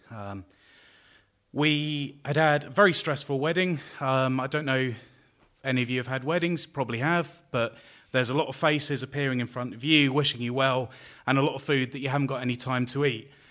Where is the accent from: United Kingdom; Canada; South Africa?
United Kingdom; London; I'm from London